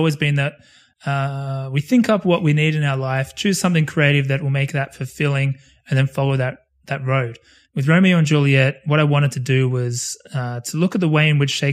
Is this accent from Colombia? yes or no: no; Australia; as an Australian